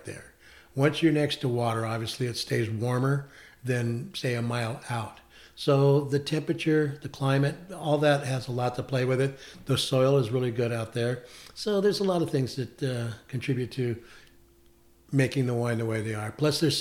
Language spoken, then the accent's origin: English; San Diego, California, United States; moved away as an adult; now in West Chazy, United States; I'm originally from California, San Diego, and we moved here in '92